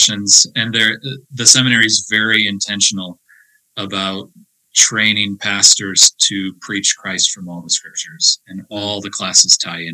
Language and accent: English; Beaver Dam, Michigan, United States; moved away as an adult; also born or lived in Escondido, California / Coopersville, Michigan; now in Manhattan, Montana, United States; I grew up in Beaver Dam, Michigan, at Beaver Dam CRC